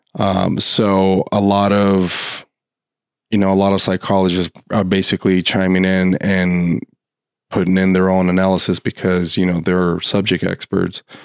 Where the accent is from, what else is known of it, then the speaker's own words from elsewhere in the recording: Los Angeles, California, United States; my home state and also in my hometown of Los Angeles